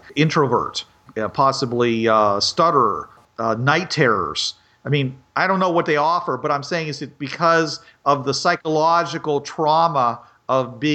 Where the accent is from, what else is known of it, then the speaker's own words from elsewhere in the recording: Pittsburgh, Pennsylvania, United States; I'm from Pittsburgh also